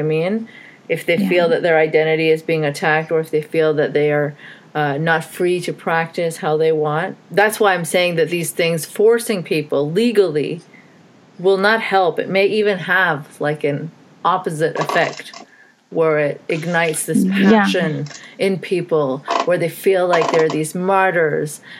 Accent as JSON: {"language": "English", "country": "Saudi Arabia", "tie": "born or raised there", "also_born_or_lived": "Pakistan", "moved": "yes", "said": "I'm an atheist as well, and I grew up in Saudi"}